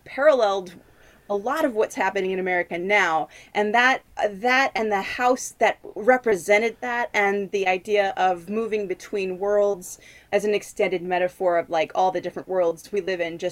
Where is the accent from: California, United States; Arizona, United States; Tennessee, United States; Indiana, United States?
Arizona, United States; moved away as an adult; now in Westerly, United States; I grew up in Arizona